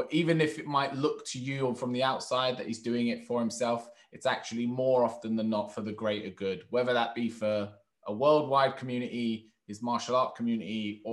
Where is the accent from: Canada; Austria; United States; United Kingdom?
United Kingdom; London; I'm very much in London, where it's very diverse where I am. Like my school that I went to, I was the odd one out as the white guy. So it was, I was raised in actually a more black community in terms of my local area. My family's Turkish